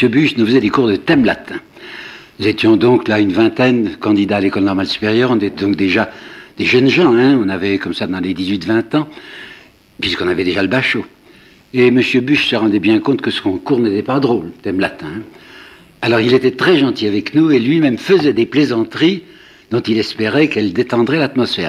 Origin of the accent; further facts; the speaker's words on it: Mâcon, Bourgogne-Franche-Comté, France; moved away as an adult; J'habitais Mâcon, hein, je suis né à Mâcon, et j'étais reparti